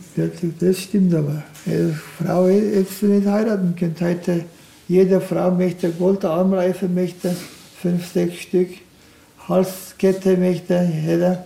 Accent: Turkey; German is a second language; now in Deggendorf, Germany; Ich bin in der Türkei aufgewachsen

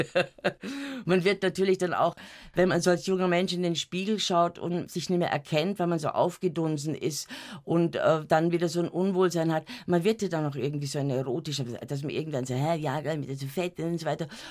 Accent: Munich, Bavaria, Germany; Ich bin am Rand von München aufgewachsen, am Kieferngarten

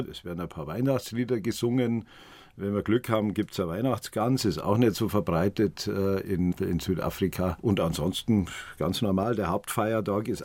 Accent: Oberaudorf, Bavaria, Germany; born there; Ein alter Freund aus Oberaudorf am Inn, aus meinem Geburtsort

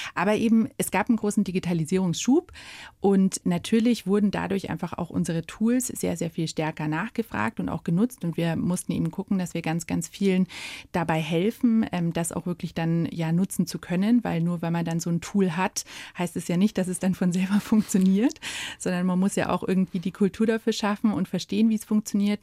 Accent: Munich, Bavaria, Germany; Ich bin ein gebürtiges Münchner Kindel und das auch im Herzen.

